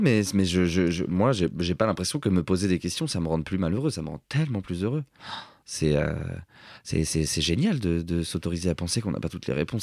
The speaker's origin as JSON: {"language": "French", "town": "Cergy", "region": "Île-de-France", "country": "France", "said": "je viens de Sergi"}